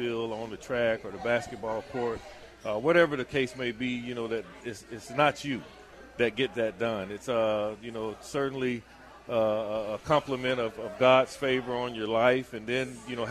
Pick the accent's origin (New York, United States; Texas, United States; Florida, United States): Florida, United States; Zellwood; growing up in Zellwood